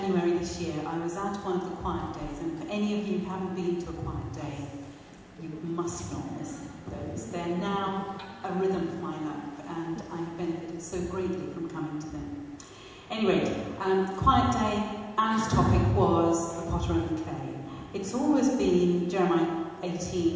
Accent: Pakistan; moved away; I was born and brought up in Pakistan

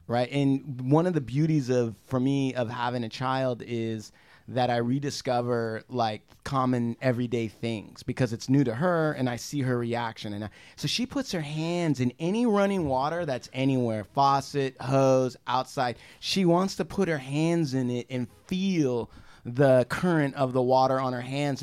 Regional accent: United States; I'm American Indian, okay? I grew up on reservation.

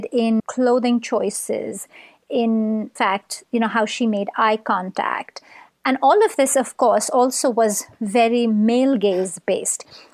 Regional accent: Mumbai, Maharashtra, India; moved away; we grew up in Mumbai at approximately the same time

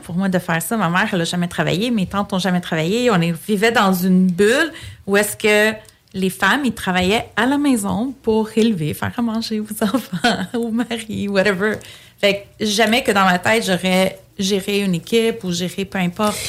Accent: Quebec, Canada; Je suis née au Québec, mais je suis d'origine grecque j'ai grandi vraiment dans une famille très, très, très traditionnelle, très grecque

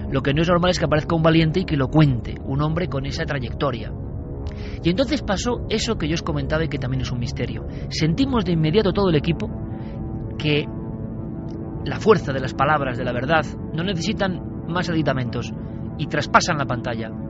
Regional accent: Pamplona, Navarre, Spain; Soy de Pamplona, pero llevo más de 10 años cazando en Zuya Sigoitia.

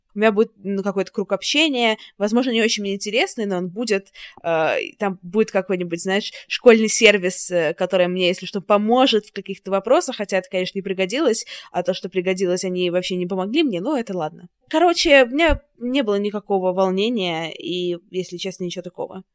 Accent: Saint Petersburg, Russia; moved away as an adult; also born or lived in Paris / Moscow; now in London, United Kingdom; я из Питера

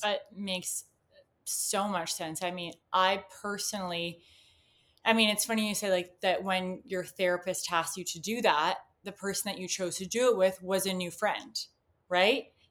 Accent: Canada; I'm from Canada

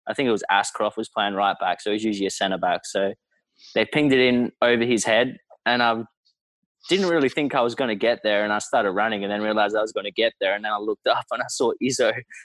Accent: McLaren Vale, South Australia, Australia; So I grew up down in McLaren Vale, which everyone knows is a nice wine region.

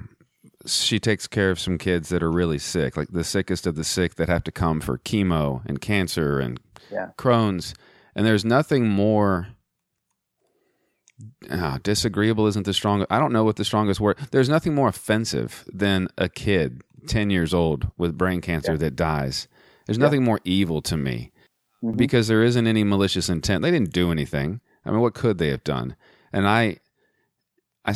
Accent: Texas, United States; I'm also from Texas.

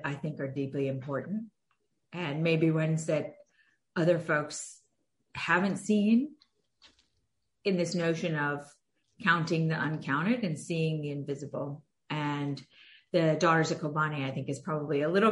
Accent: United States; as an American kid growing up with an immigrant parent

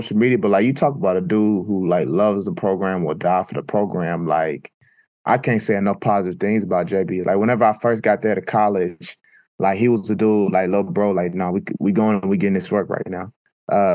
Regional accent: Oklahoma, United States; growing up in Oklahoma

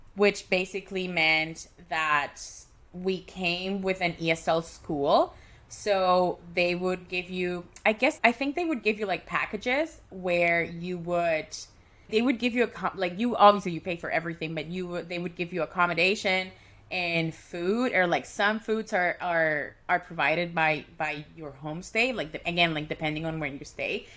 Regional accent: Caracas, Capital District, Venezuela; moved away as an adult; now in Vancouver, Canada; move from Caracas, Venezuela, which is my hometown, to Vancouver, Canada, which is my home right now

